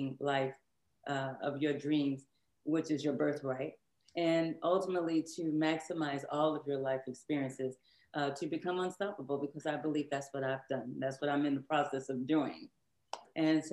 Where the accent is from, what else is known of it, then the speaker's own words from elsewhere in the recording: Shreveport, Louisiana, United States; also born or lived in Houston, Texas; now in Dallas, United States; I'm from Houston, Texas, but I was raised in Shreveport, Louisiana. So now I live in Dallas, Texas.